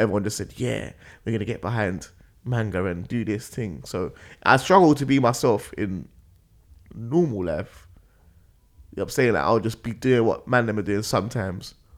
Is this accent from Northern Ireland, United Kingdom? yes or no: no; London, United Kingdom; I'm from Northwest